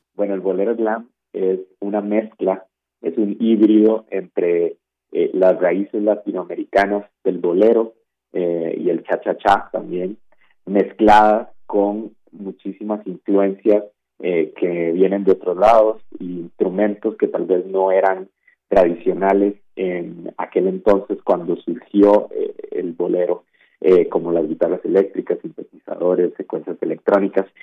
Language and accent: Spanish; Costa Rica; Costa Rica, que es de donde yo soy